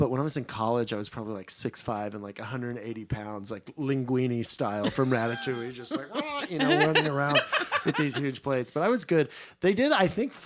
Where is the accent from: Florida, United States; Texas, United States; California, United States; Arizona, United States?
Texas, United States; Mineral Wells; born or raised there